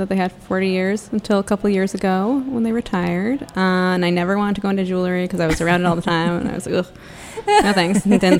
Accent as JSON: {"language": "English", "town": "Deerfield", "region": "Massachusetts", "country": "United States", "also_born_or_lived": "Boston, Massachusetts", "moved": "as an adult", "lives_now": "Washington, D.C., United States", "said": "I'm from Deerfield, Massachusetts, which is in Western Mass. Yeah, and I moved to D.C. about, I don't know, 2010."}